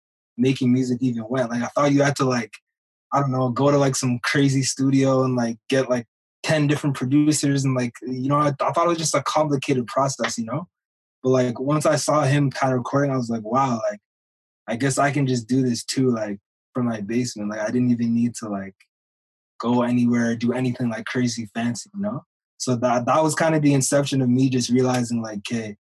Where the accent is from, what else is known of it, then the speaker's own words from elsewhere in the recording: Ottawa, Ontario, Canada; born and raised in Ottawa